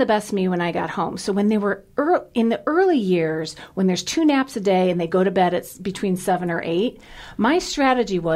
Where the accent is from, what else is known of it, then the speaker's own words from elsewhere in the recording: Cleveland, Ohio, United States; I grew up in Cleveland